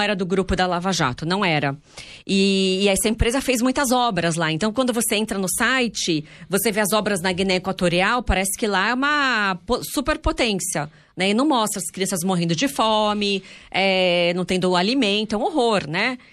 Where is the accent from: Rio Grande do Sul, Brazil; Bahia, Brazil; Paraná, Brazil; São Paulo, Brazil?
São Paulo, Brazil; Santos; a gente é de Santos